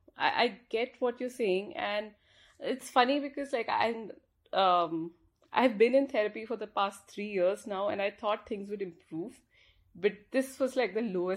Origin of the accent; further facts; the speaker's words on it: India; moved away; so I'm from India, so I live here.